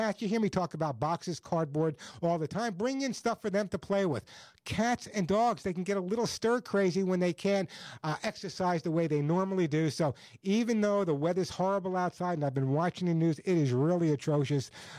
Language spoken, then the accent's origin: English; Oceanside, New York, United States; moved away as an adult; now in Southern California, United States; for most of my life, I lived on Long Island, a great little town called Oceanside, Long Island, my hometown